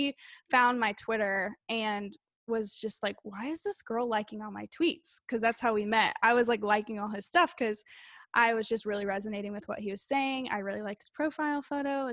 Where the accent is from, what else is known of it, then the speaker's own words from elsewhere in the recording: Illinois, United States; moved away; I was from Illinois. I was living in Illinois